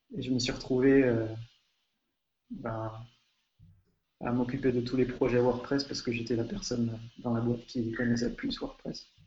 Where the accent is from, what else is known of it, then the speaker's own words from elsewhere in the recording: France; now in Hungary; je suis français, je vis en Hongrie